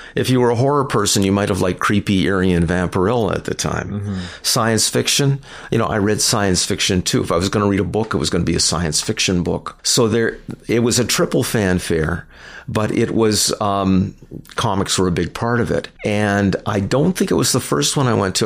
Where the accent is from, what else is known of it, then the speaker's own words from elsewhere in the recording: Canada; We're Canadian